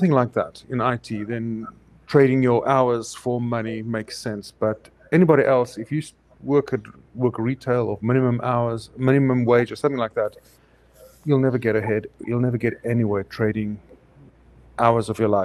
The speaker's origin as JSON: {"language": "English", "country": "South Africa", "tie": "born or raised there", "moved": "as an adult", "said": "South Africa, specially imported"}